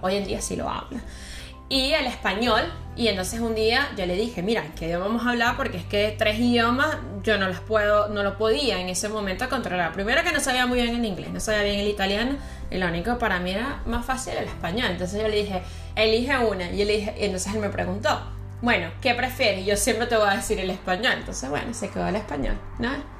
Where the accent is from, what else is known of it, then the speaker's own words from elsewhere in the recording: Venezuela; moved away; yo soy de Venezuela.